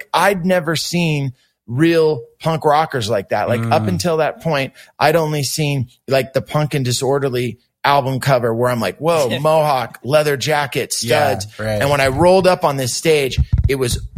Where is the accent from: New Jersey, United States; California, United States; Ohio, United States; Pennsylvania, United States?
California, United States; Santa Cruz; also born or lived in San Jose; I was still living with my mom and growing up in Santa Cruz